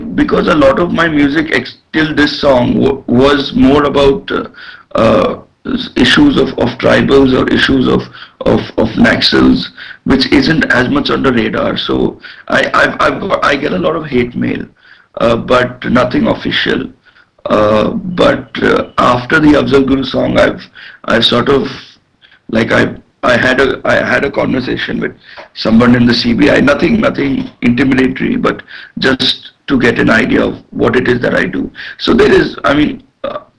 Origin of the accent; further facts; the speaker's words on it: India; as an Indian